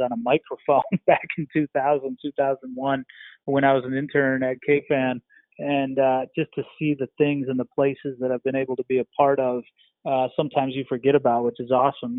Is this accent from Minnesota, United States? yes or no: yes; Minnesota, United States; moved away as an adult; also born or lived in Virginia; I'm from the Midwest, grew up in Minnesota